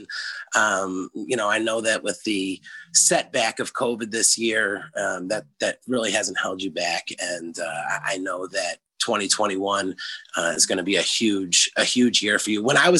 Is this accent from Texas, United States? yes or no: no; Philadelphia, Pennsylvania, United States; moved away; also born or lived in South Jersey / Oregon; I grew up in Philadelphia.